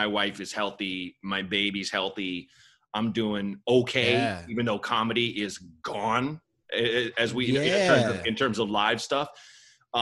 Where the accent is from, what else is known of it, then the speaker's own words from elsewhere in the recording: Portland, Oregon, United States; I grew up in Portland, Oregon